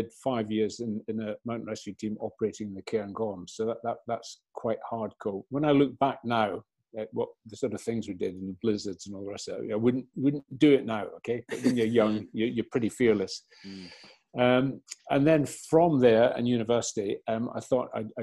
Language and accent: English; Aberdeenshire, Scotland, United Kingdom; I was brought up in Aberdeenshire, so an idyllic sort of rural childhood upbringing.